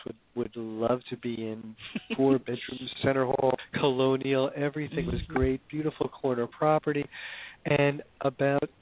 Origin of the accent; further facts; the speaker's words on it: Hoboken, New Jersey, United States; I grew up in Hoboken, New Jersey, back in the days when it was a kind of traditional